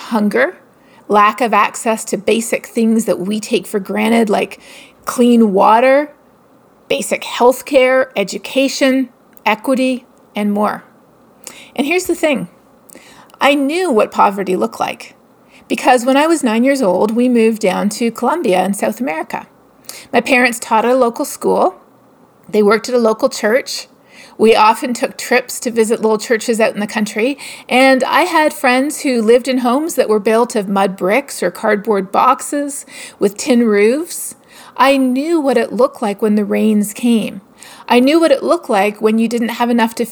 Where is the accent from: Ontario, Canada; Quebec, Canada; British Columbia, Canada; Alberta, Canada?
Ontario, Canada; Toronto; I am from Toronto, grew up in Etobicoke